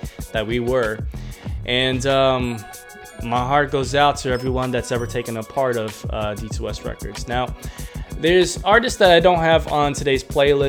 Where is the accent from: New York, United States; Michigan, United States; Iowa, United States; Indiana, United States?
New York, United States; moved away; I came from New York